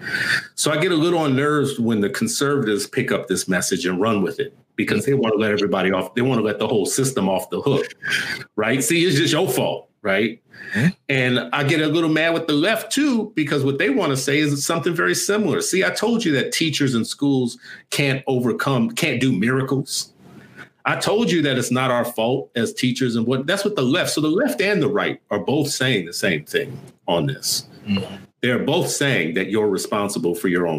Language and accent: English; New Orleans, Louisiana, United States; also born or lived in Los Angeles; now in Minnesota, United States; growing up in New Orleans, I saw two tracks of schools